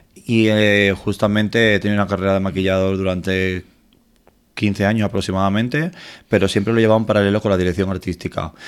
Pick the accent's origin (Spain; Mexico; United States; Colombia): Spain; Torremolinos, Andalusia; moved away as an adult; now in Madrid, Spain; llamo mi tierra, llamo Torremolinos